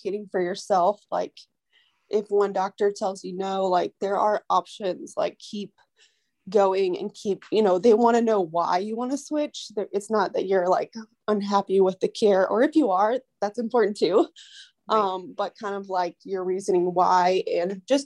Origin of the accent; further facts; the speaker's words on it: United States; I am American.